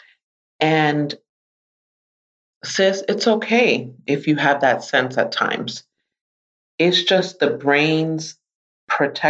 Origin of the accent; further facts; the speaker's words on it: New York City, New York, United States; I am a native New Yorker. I grew up in the Bronx, New York.